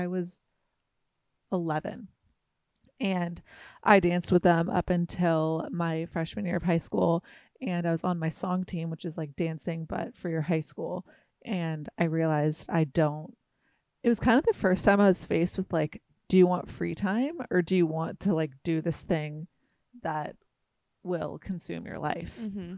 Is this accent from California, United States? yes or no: yes; Hoag, Orange County, California, United States; I was born here, not actually in Costa Mesa. I was born in Hogue